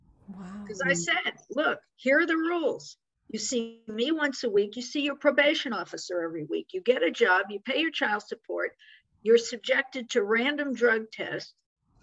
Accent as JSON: {"language": "English", "region": "New York", "country": "United States", "said": "we're both from New York"}